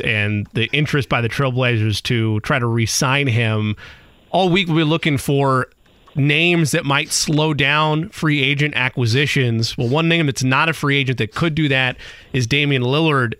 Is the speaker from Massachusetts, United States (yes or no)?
no; Indiana, United States; I grew up here in Indiana